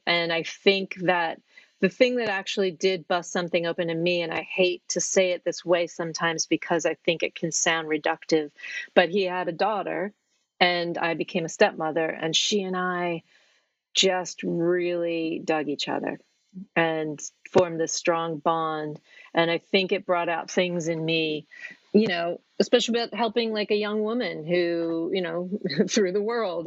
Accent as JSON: {"language": "English", "region": "New York", "country": "United States", "moved": "as an adult", "lives_now": "Norwich, United Kingdom", "said": "I'm from New York"}